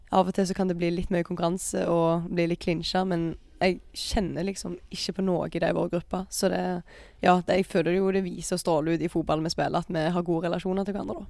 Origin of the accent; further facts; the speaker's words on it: Jæren, Rogaland, Norway; jeg er fra Jæren